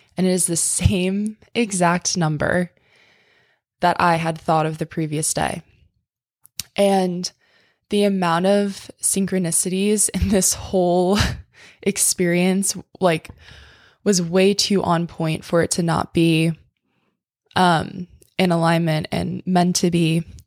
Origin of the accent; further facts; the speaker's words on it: tiny town on the East Coast, United States; moved away; my hometown